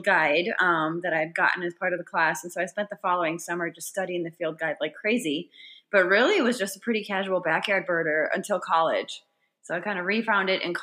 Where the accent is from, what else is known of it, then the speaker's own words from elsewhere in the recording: near Green Bay, Wisconsin, United States; I grew up in Wisconsin, near Green Bay